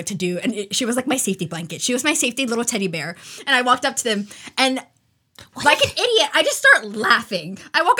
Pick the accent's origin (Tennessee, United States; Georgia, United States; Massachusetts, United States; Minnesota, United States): Georgia, United States; Brunswick; I'm from Brunswick, I literally pointed to myself and just went, Brunswick.